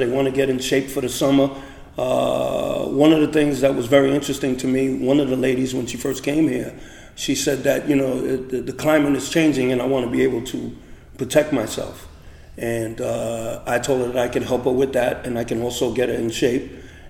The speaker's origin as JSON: {"language": "English", "town": "New York City", "region": "New York", "country": "United States", "lives_now": "Montclair, United States", "said": "I came from Chelsea in Manhattan, but I've lived in Montclair for about 30 years now."}